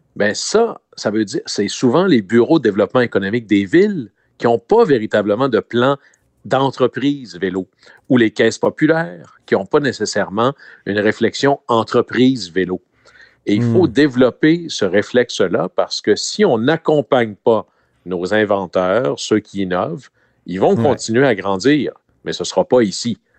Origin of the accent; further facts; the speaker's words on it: Chicoutimi, Quebec, Canada; mon coin de pays, hmm. à Chicoutimi